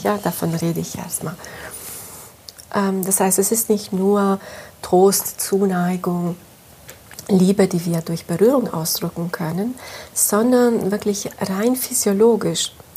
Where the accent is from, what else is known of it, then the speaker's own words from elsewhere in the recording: Italy; moved away; Ich komme aus dem Süden Europas, aus Italien. Ich bin dort auch aufgewachsen